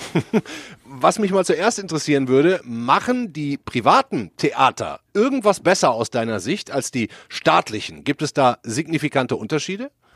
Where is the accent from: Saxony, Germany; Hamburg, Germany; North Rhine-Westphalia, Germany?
North Rhine-Westphalia, Germany; Ruhr area; als Ruhrpottler